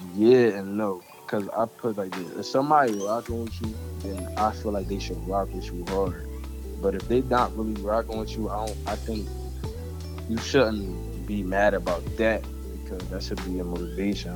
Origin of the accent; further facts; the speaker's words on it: Camden, New Jersey, United States; growing up in Camden